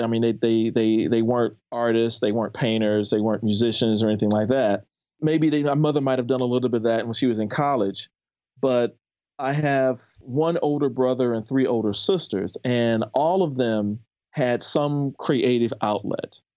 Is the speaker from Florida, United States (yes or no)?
no; St. Louis, Missouri, United States; also born or lived in Ferguson, Missouri / University City, Missouri; I grew up in a suburb of Saint Louis